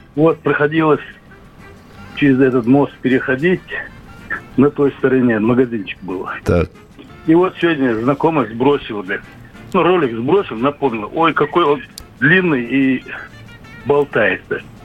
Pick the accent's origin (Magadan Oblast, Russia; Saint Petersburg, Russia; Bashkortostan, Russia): Bashkortostan, Russia; moved away as an adult; now in Yekaterinburg, Russia; призывался я из Башкирии, Багульского района